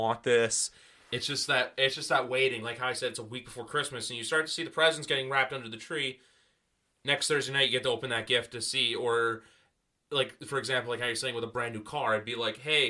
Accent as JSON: {"language": "English", "country": "Canada", "said": "I'm from Canada"}